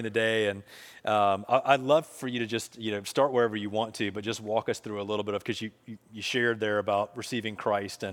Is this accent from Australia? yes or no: no; Charlotte, North Carolina, United States; Gabe and I grew up together here in Charlotte.